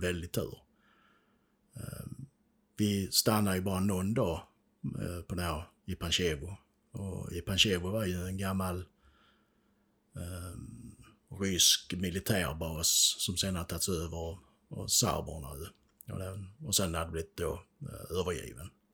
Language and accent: Swedish; Sweden; Vi är ju svenskar så vi är inte sådär vana vid krig